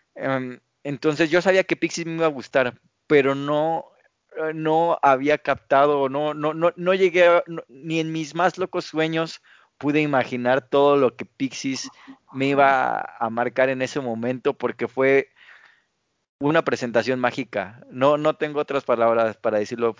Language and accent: Spanish; Mexico; somos como mexicanos